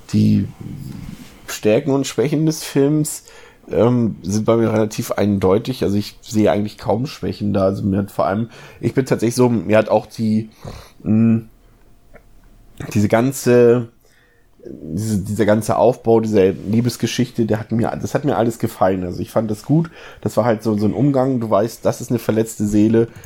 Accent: Germany; bei uns in Deutschland

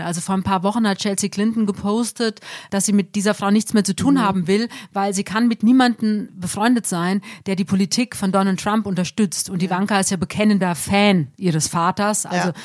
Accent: Germany; auch bei uns in Deutschland

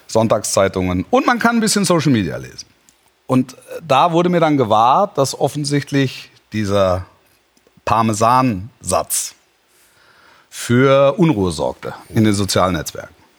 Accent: near Stuttgart, Baden-Württemberg, Germany; moved away; Und ich bin ja da groß geworden in der Nähe.

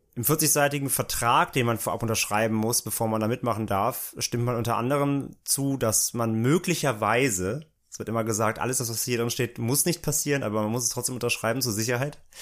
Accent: near Bottrop-Kirchhellen, North Rhine-Westphalia, Germany; der Nähe da, wo ich aufgewachsen bin

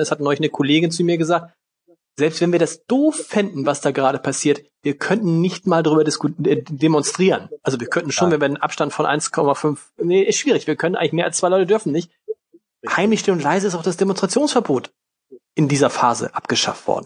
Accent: Hamburg, Germany; Als Hamburger in Schleswig-Holstein.

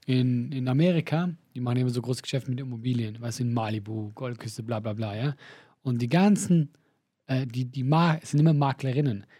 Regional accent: Switzerland; als Schweizer

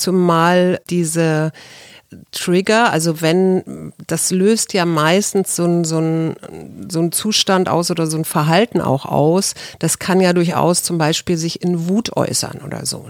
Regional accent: West Germany, Germany; als äh, Westdeutsch, also als Deutsche oder als Europäer

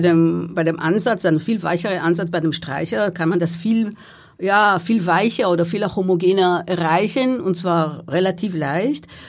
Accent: Israel; moved away; in meinem Heimatland, also in Israel

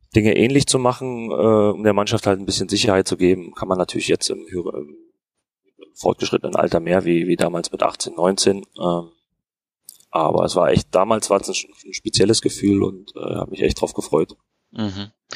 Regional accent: Berlin, Germany; moved away as an adult; also born or lived in Fürth; Ich bin in, in Hohenschönhausen aufgewachsen

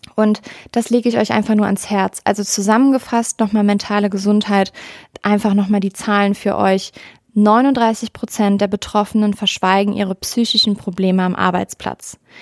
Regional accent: Rhineland, Germany; Ich bin eine Rheinländerin durch und durch

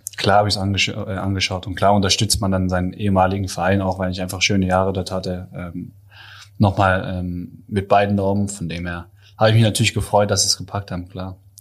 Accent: Pforzheim, Baden-Württemberg, Germany; moved away; also born or lived in Böblingen / Ludwigsburg; Böblingen bin ich zwar geboren, habe mit der Stadt aber sonst gar nichts am Hut. Äh, meine Familie kommt aus Ludwigsburg, beziehungsweise mhm. aufgewachsen bin ich in der Nähe von Pforzheim.

